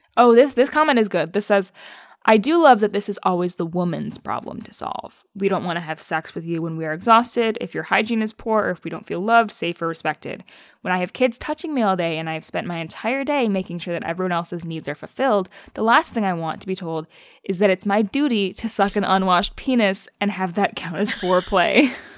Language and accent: English; Michigan, United States; accent: Midwestern; we're both from Michigan